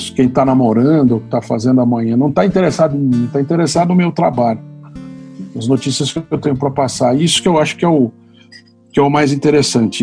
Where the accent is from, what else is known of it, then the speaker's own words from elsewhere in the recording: São Paulo, Brazil; eu nasci branco em São Paulo, homem, né? com plano de saúde pago, com leite na, na, na geladeira, né? com clube